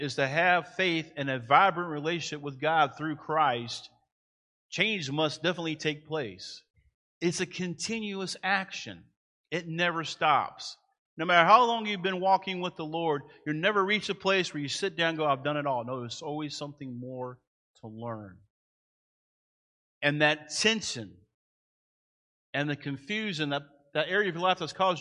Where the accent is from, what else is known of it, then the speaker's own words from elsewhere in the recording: United States; I'm proud to be an American